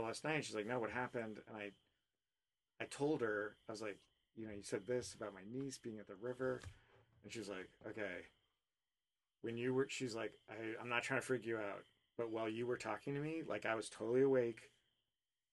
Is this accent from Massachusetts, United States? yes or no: no; Woodstock, Vermont, United States; now in Los Angeles, United States; the town I grew up in Woodstock, Vermont